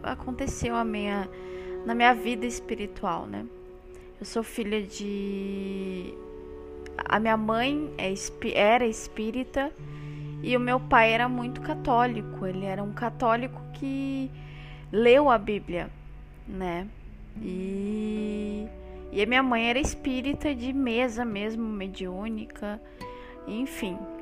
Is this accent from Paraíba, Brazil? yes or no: no; Porto Alegre, Rio Grande do Sul, Brazil; Eu sou natural do Rio Grande do Sul, aqui no Brasil, Porto Alegre, capital